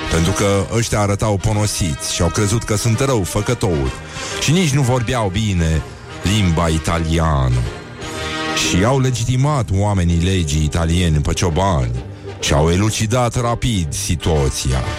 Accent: Brăila, Brăila County, Romania; mi-au zis că am accent maghiar

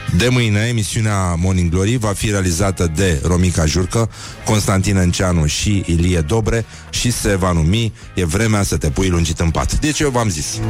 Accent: Brăila, Brăila County, Romania; când eram copil, la Brăila

